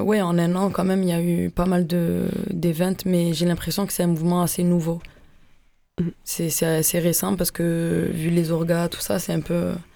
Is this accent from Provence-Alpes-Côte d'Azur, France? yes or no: yes; Marseille, Provence-Alpes-Côte d'Azur, France; je viens de Marseille